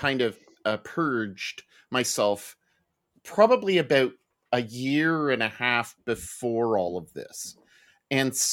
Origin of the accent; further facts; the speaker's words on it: Montreal, Quebec, Canada; now in Halifax, Canada; I grew up in Montreal